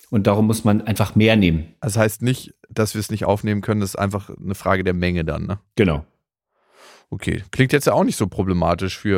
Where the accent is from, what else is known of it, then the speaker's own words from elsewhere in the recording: Lower Saxony, Germany; na, aus dem niedersächsischen Dorf, wo ich herkomme, da bin ich mir relativ sicher, bekomme ich keine Mikroalgen.